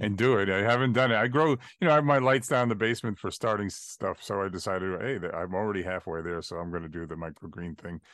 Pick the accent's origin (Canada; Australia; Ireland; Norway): Ireland; I'm an Irishman